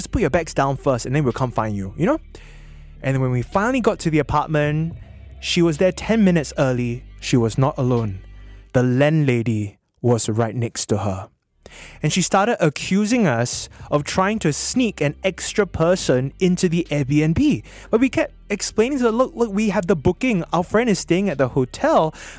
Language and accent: English; Singapore; we're Singaporean, right? We're Singaporean.